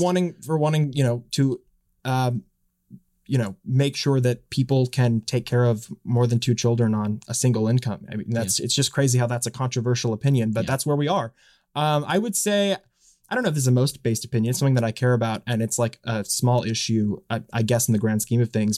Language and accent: English; Dallas, Texas, United States; moved away as an adult; now in Washington, United States; I'm from Dallas. I grew up in Dallas